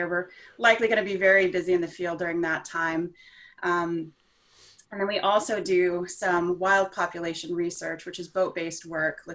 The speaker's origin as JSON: {"language": "English", "town": "Houston", "region": "Texas", "country": "United States", "tie": "born or raised there", "said": "I grew up in Houston, Texas, close to the coast"}